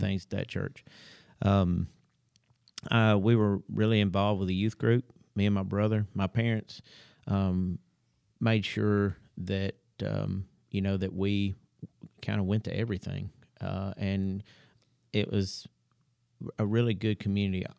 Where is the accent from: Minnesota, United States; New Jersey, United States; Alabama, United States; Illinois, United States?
Alabama, United States; Huntsville; I was born and raised here in Huntsville